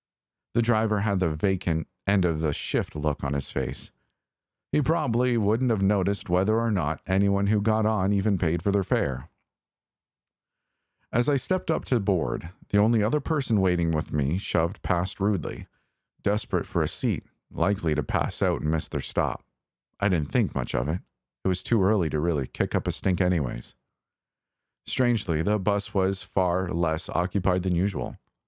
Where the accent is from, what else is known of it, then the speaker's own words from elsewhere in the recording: Toronto, Ontario, Canada; Typically, I'd brush it off as the same crap transit service I grew up with in Toronto.